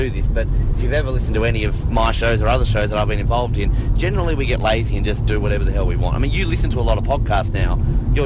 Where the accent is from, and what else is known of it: Australia